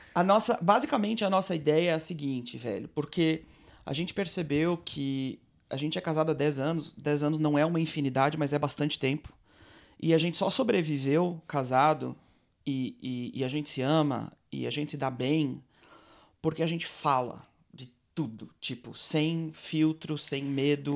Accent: Blumenau, Santa Catarina, Brazil; now in Nof HaGalil, Israel; eu sou brasileiro, nascido e criado em Blumenau, Santa Catarina

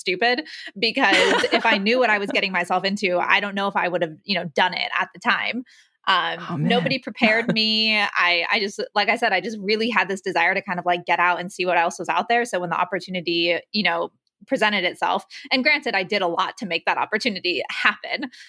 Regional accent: Orange County, California, United States; moved away as an adult; also born or lived in Nigeria; I grew up in Orange County in California, a fairly conservative part of the country

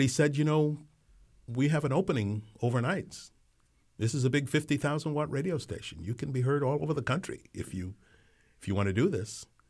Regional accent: New York City, New York, United States; also born or lived in Colón, Panama; I, I grew up, uh, in New York City, although I wasn't born there. Um, I was born in, uh, Cullen, Panama

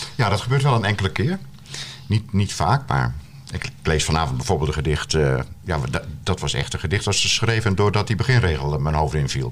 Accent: Terschelling, Friesland, Netherlands; Maar ik ben opgegroeid op de Schelling

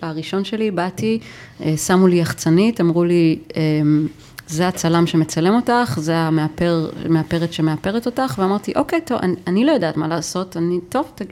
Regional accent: Nof HaGalil, Northern District, Israel; גדלתי בנצרת עילית

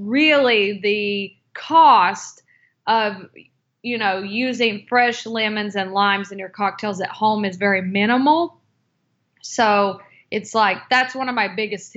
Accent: North Carolina, United States; moved away; also born or lived in Seattle; I'm from North Carolina

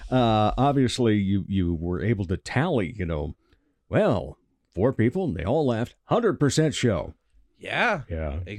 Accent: Rock Rapids, Iowa, United States; I grew up down in Rock Rapids and uh, driving up here.

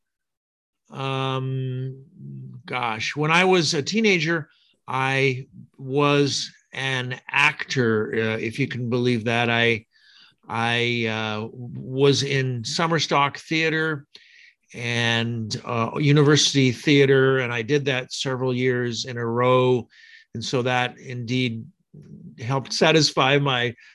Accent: Pullman, Washington, United States; I grew up in the United States, in the state of Washington, actually in Pullman, Washington.

